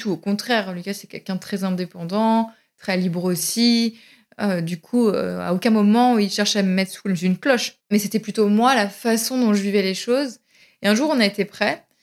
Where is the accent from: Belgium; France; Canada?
France; Paris, Île-de-France; Moi, je suis une parisienne dans l'âme.